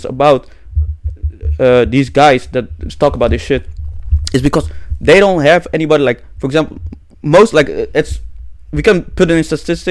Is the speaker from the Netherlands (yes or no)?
yes; Netherlands; I was born here